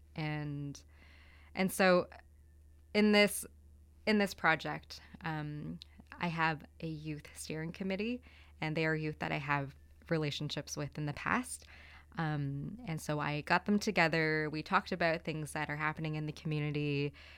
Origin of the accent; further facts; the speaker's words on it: Toronto, Ontario, Canada; moved away as an adult; also born or lived in Manitoulin Island / Victoria; I moved there when I was eighteen from Toronto, where my family settled.